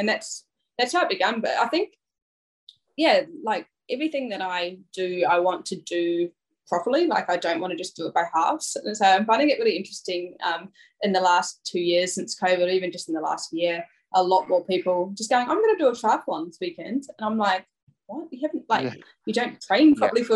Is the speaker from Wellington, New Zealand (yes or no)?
no; North Island, Hawke's Bay, New Zealand; now in Brisbane, Australia; I grew up in a small beachside town in Hawke's Bay in the North Island.